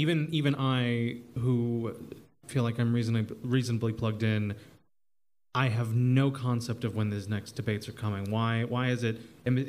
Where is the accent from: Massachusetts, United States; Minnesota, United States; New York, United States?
New York, United States; as one New Yorker to another